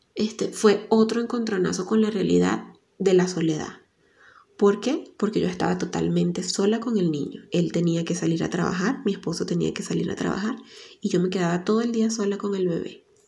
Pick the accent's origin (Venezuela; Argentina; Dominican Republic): Venezuela; now in Ecuador; Soy periodista venezolana y vivo en Ecuador.